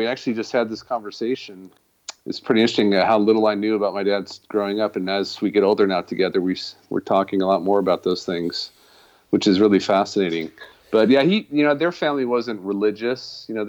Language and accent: English; Davis, California, United States; also born or lived in Logan, Utah / Colorado / Austin, Texas / Berkeley, California; So I did grow up, since I was about 8 years old, I grew up in California, but I was born in Logan, Utah, while my father was completing his PhD at Utah State in plant taxonomy.